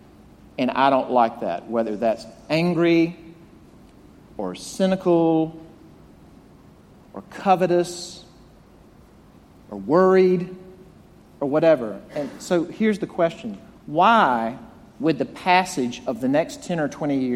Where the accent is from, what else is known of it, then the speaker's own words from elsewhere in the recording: Jackson, Mississippi, United States; moved away; growing up in my hometown of Jackson, Mississippi